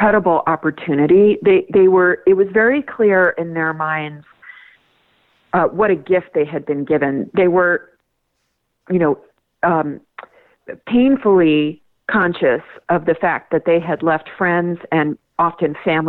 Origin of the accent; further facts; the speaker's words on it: Colorado, United States; here in my home state of Colorado